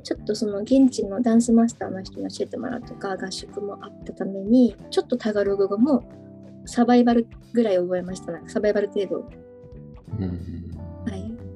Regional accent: Matsushima, Miyagi, Japan; also born or lived in Sendai; 出身は宮城県の松島町海の近くの日本三景で有名な松島ですね。そこで生まれて、はい、はい、まあ、小さい時はそこで過ごしました。

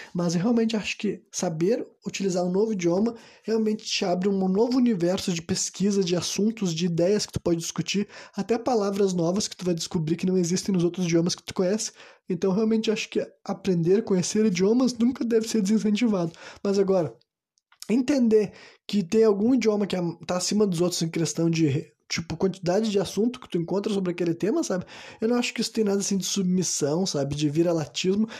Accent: Brazil; Eu cresci num Brasil Brasil

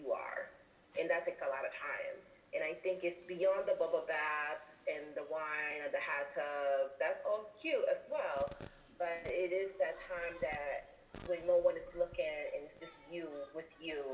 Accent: Honduras; I'm also an Afro-Latina from Honduras, a Garifuna

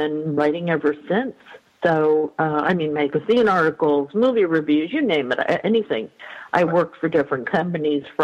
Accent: New York, United States; I grew up in New York in a little sort of, not rural, but a little suburban community, not in the city.

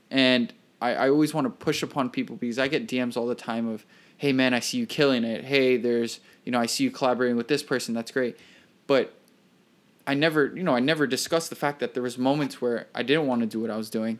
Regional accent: Miami, Florida, United States; moved away as an adult; now in New York, United States; Florida born, born and raised in Miami, Florida

